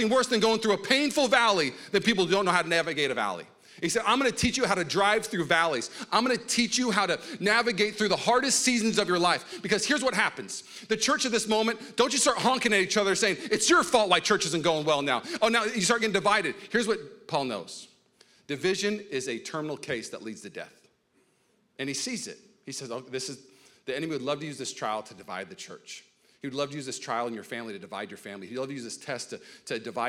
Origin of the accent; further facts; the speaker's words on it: Washington, United States; also born or lived in Los Angeles, California; now in Walnut Creek, United States; I grew up in Washington State.